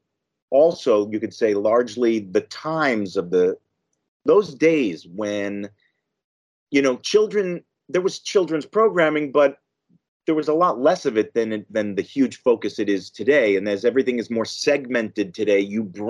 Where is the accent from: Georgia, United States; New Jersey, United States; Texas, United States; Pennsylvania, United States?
New Jersey, United States; I grew up in New Jersey, so I was about 30 minutes from the Lincoln Tunnel